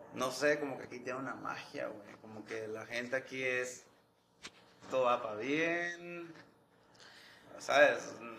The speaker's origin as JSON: {"language": "Spanish", "area": "Isthmus of Tehuantepec", "region": "Oaxaca", "country": "Mexico", "moved": "yes", "said": "yo de donde vengo, que es de, allá de, Oaxaca, del istmo de Tehuantepec"}